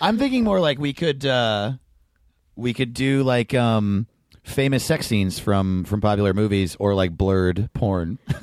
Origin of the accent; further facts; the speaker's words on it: New York, United States; I grew up in New York, but my parents moved to Denver